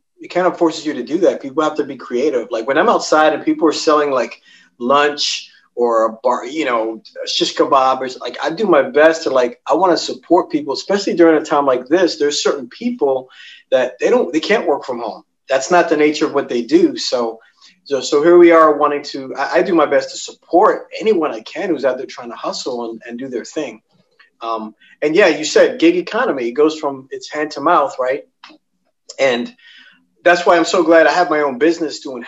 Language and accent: English; New York City, New York, United States; I grew up, I'm born and raised in Manhattan. I'm in Manhattan right at this moment